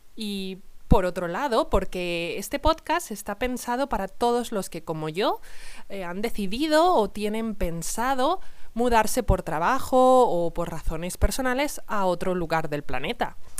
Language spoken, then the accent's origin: Spanish; Salamanca, Castile and León, Spain; soy de Salamanca